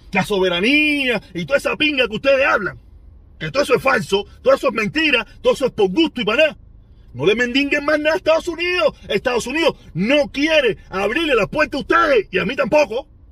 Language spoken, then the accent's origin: Spanish; Cuba; moved away; cuando viví en Cuba